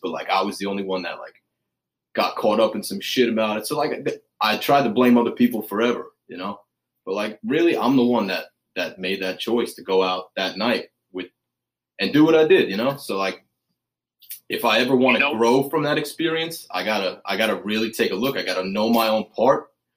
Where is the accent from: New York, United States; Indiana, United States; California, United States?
New York, United States; I grew up in New York